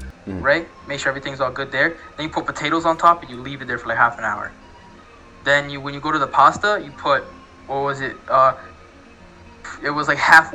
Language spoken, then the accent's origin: English; England, United Kingdom; now in Canada; when I was growing up in England, it was a lot of, like, meat pies and stuff